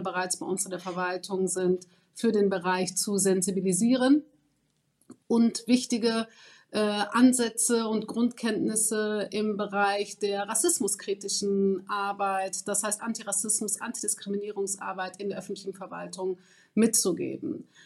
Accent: Germany; ich bin 38 Jahre alt, ähm, ich bin Deutsch-Marokkanerin

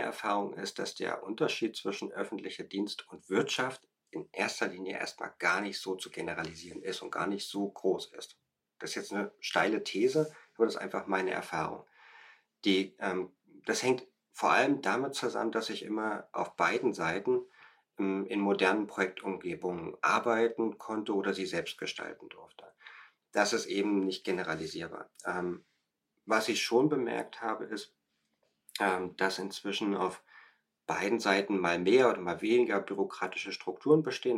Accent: Germany; moved away as an adult; now in Berlin, Germany; ich komme aus dem Harz

